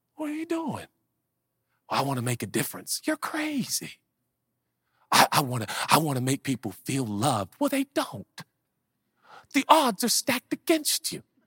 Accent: Portland, Oregon, United States; growing up in Portland, Oregon in the hood

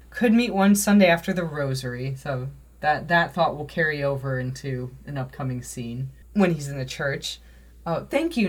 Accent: Midwest, United States; I'm from the Midwest

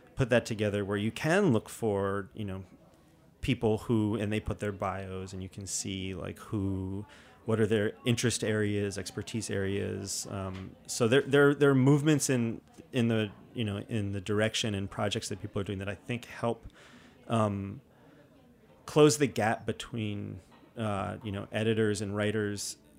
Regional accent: New York City, New York, United States; growing up in New York City

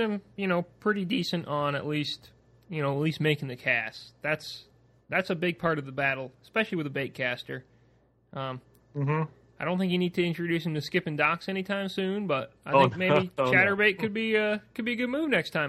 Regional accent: Vermont, United States; moved away; growing up in Vermont

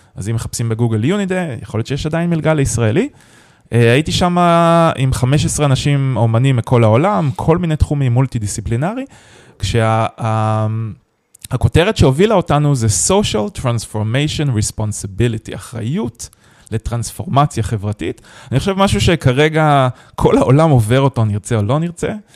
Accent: Haifa, Haifa District, Israel; also born or lived in San Francisco; אני חיפאי במקור

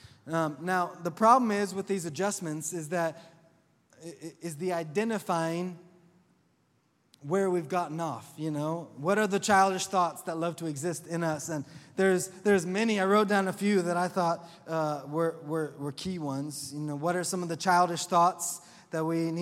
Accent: Oklahoma, United States; accent: southern; I'm from Oklahoma

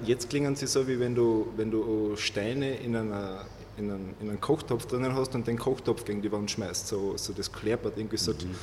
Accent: Carinthia, Austria; bei uns in Kärnten

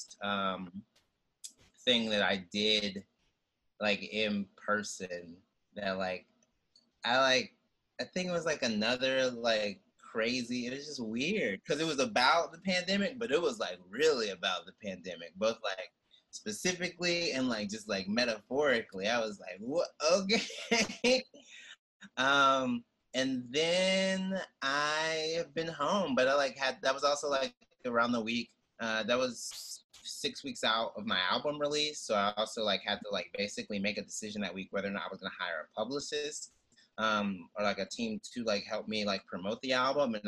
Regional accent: the South, United States; now in New York City, United States; as a Southerner

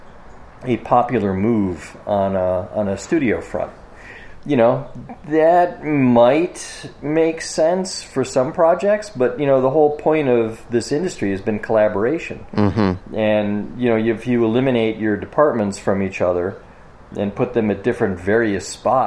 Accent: Parma, Ohio, United States; also born or lived in Boulder, Colorado; I grew up in suburbs of Cleveland, Ohio, a suburb called Parma

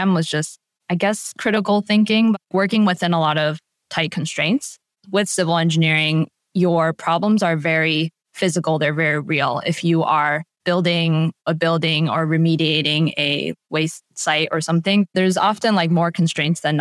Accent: Washington, District of Columbia, United States; my hometown area of DC

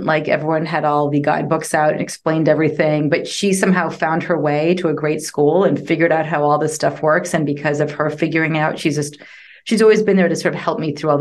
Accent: Boston, Massachusetts, United States; moved away as an adult; also born or lived in London, England; now in Austin, United States; I grew up outside of Boston in the suburbs.

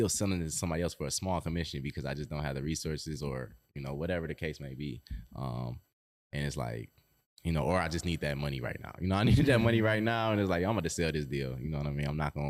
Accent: Detroit, Michigan, United States; I grew up in Rosedale, and it's like, I go back to Rosedale, I'll be like, it's not the same.

